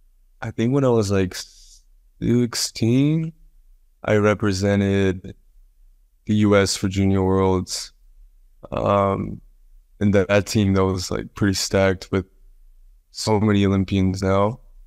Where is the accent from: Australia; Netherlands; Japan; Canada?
Japan; born there; moved away; also born or lived in Dubai / United States; Yeah, it was kind of crazy because I was born in Japan.